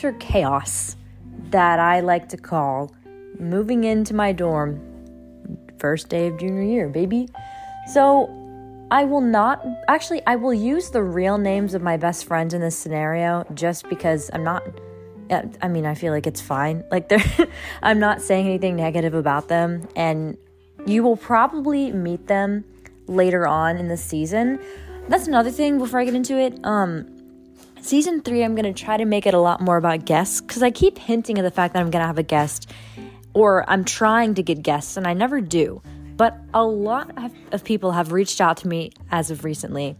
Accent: New Orleans, Louisiana, United States; moved away; He was in New Orleans over the summer, and we met up once in my hometown

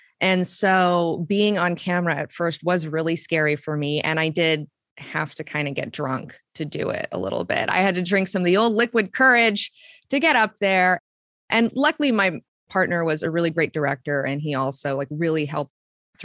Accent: Huntsville, Alabama, United States; moved away as an adult; also born or lived in Savannah, Georgia; I was born in Huntsville, Alabama.

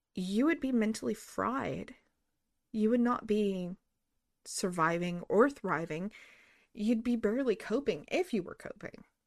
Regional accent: New Mexico, United States; I grew up in New Mexico.

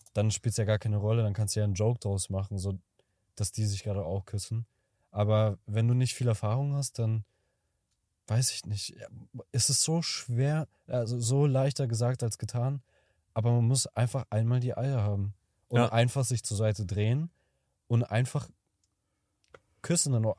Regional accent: Kazakhstan; moved away; ich komme aus Kasachstan

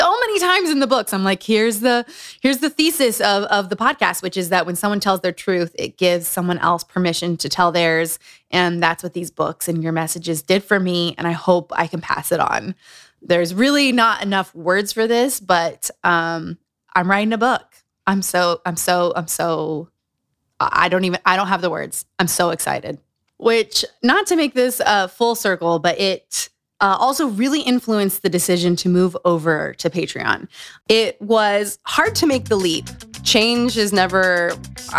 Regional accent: Utah, United States; Growing up in Utah.

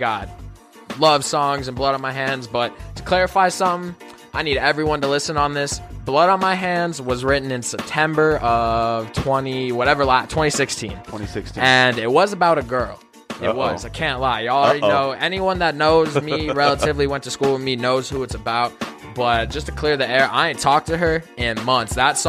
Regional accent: Tucson, Arizona, United States; I ain't no West Coast rapper because I was born in Tucson, but I grew up off …, ….

